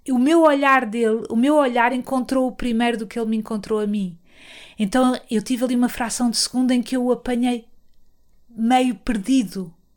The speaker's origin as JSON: {"language": "Portuguese", "country": "Portugal", "said": "eu sou, sou, de Portugal"}